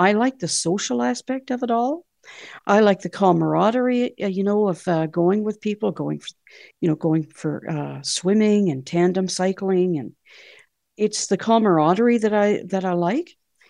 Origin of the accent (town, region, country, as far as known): Canada